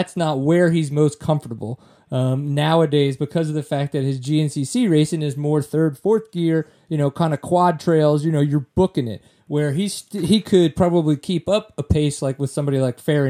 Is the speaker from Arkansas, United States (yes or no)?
no; Louisiana, United States; I'm from Louisiana